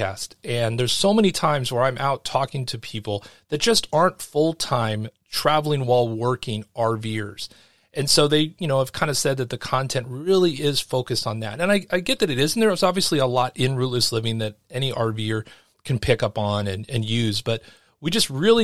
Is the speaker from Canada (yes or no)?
no; California, United States; moved away as an adult; I'm a Californian